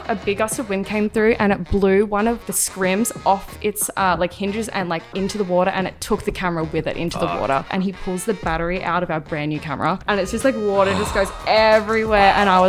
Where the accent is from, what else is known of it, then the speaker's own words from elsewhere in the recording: Australia; moved away as an adult; now in Los Angeles, United States; So a lot of people think I'm British or they think I'm from New Zealand, but I'm actually Australian. I moved out here about 5 years ago.